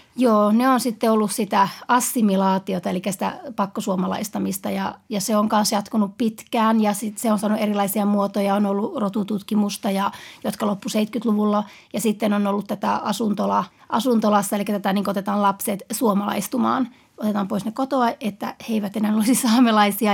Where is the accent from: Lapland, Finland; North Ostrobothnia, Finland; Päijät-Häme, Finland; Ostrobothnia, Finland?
Lapland, Finland; Utsjoki; Utsella, mistä mä itse olen kotoisin